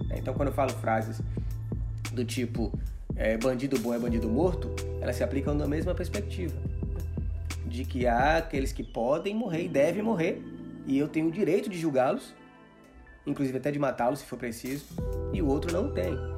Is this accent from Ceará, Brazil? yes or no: no; Salvador, Bahia, Brazil; Eu sou de Salvador, né? Bahia.